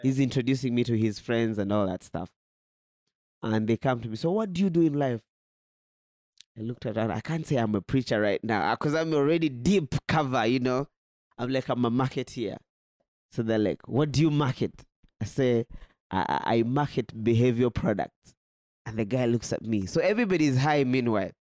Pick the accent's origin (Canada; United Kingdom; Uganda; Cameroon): Uganda; moved away as an adult; now in Burundi; I come from Uganda